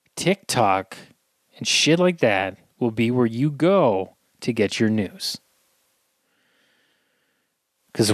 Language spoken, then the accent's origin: English; Scotland, United Kingdom; I'm Scottish